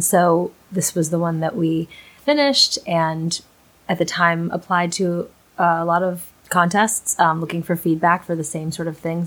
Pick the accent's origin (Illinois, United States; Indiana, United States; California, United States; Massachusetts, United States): Massachusetts, United States; Boston; moved away as an adult; also born or lived in New York City; my hometown in Boston